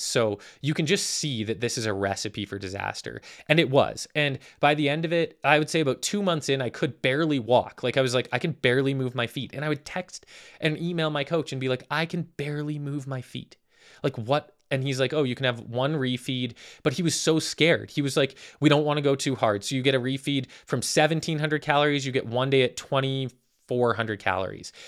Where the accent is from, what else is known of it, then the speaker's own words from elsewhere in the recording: Calgary, Alberta, Canada; I am from Calgary, Alberta, Canada. Born and raised